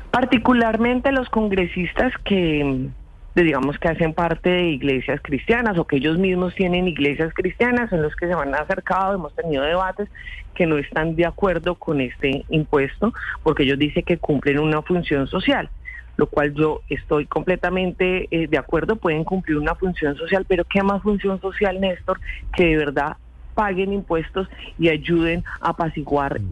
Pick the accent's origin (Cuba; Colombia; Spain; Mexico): Colombia; como los colombianos, por las noches hablo con Dios